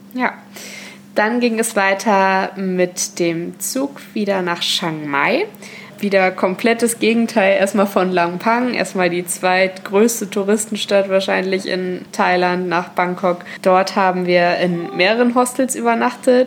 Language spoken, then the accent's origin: German; Germany; bei uns in Deutschland